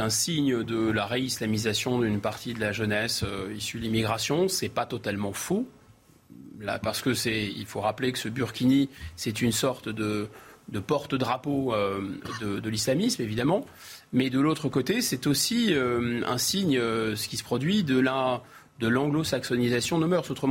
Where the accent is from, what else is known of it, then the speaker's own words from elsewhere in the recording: France; On est français d'abord, avant d'être juif, avant d'être chrétien, avant d'être musulman.